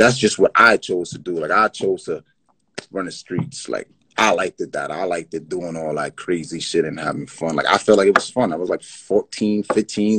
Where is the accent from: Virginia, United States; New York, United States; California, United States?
New York, United States; Yonkers; also born or lived in Bronx, New York / Brooklyn, New York; I'm from Yonkers, New York